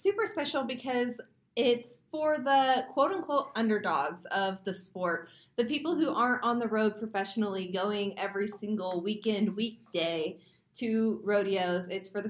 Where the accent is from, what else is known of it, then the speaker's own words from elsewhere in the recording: Midwest, United States; I came from the Midwest, so I am, you know, familiar with riding outdoors.